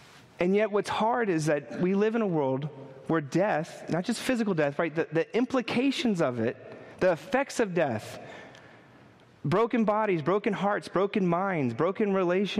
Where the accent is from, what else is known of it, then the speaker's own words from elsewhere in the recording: New York City, New York, United States; I'm a New Yorker